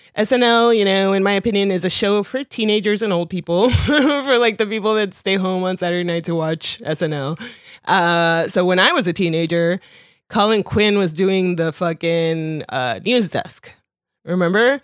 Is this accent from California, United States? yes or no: no; Miami, Florida, United States; English is a second language; also born or lived in Colombia; having, like, been Colombian and having English not be my first language and moving to Miami and then growing up around Cubans